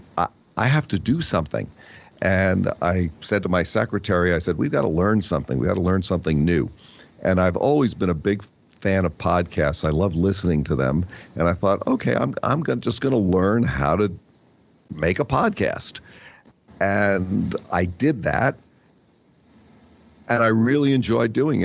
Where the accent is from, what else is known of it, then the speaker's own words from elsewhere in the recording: New Jersey, United States; I grew up in New Jersey